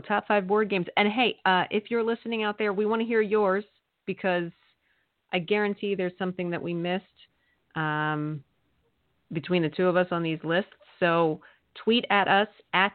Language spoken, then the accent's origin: English; Eastern Pennsylvania, United States; where I grew up in Eastern Pennsylvania